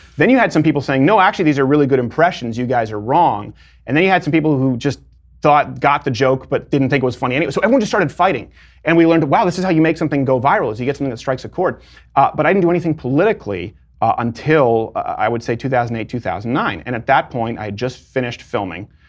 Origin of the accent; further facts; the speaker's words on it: Montreal, Quebec, Canada; moved away as an adult; also born or lived in Detroit, Michigan, United States; now in United States; I was born in Detroit, which, like, I've always said, you can just annex and give to Canada, really. Um, and then raised in Montreal.